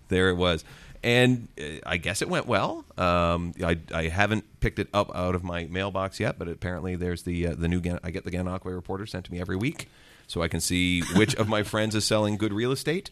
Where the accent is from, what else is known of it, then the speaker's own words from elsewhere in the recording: Ontario, Canada; my hometown again in Aqua, Ontario?